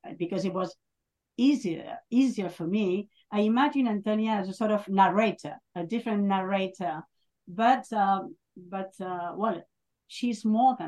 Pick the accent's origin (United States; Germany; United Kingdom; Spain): Spain; northern Spain; I'm from Spain, and I'm from the north of Spain